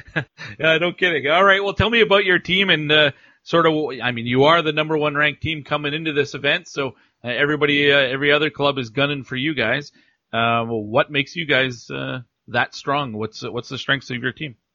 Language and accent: English; Alberta, Canada; also born or lived in New Brunswick; I grew up in Alberta for the most part.